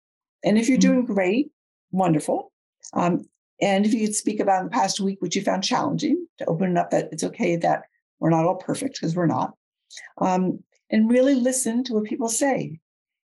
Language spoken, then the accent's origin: English; outside New York City, United States; I grew up outside New York City, and I come from a fast speaking family.